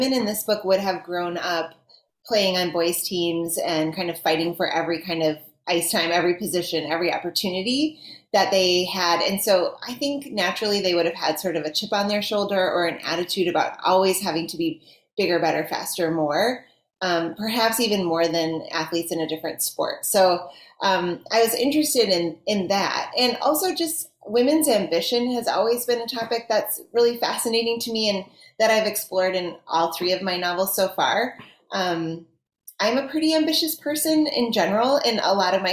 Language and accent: English; Minnesota, United States; I'm from Minnesota